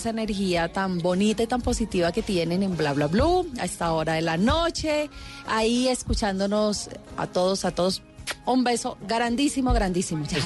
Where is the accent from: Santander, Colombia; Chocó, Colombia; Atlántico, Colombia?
Chocó, Colombia; Quibdó; moved away; chocuana, negra, representativa